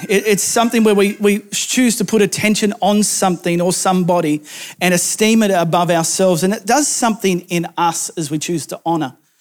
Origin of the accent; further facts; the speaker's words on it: rural New South Wales, Australia; moved away; my hometown in rural New South Wales